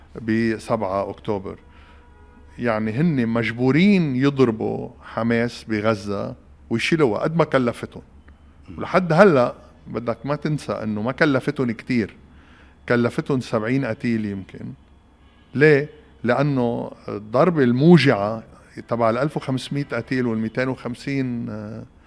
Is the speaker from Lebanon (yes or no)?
yes; Lebanon; ونحن كلبنانيين